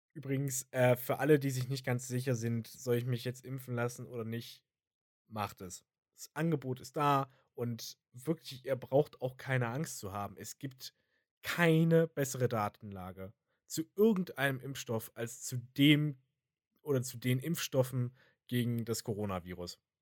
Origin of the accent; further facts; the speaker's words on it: Thuringia, Germany; bei uns in Thüringen